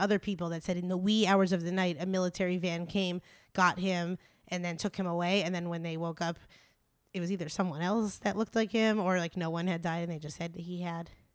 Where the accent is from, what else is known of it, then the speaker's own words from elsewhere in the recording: East Coast, United States; moved away; growing up on the East Coast